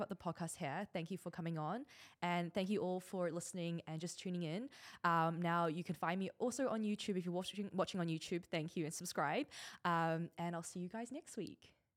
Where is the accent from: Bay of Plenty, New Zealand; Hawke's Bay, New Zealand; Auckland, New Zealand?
Auckland, New Zealand; moved away as an adult; now in Dubai, United Arab Emirates; growing up in New Zealand, when my parents came over, they had absolutely nothing.